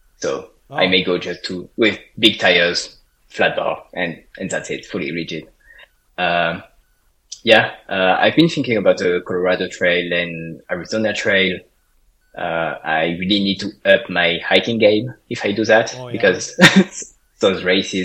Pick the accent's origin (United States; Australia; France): France; English is a second language; moved away as an adult; also born or lived in Paris; now in Canada; I'm from France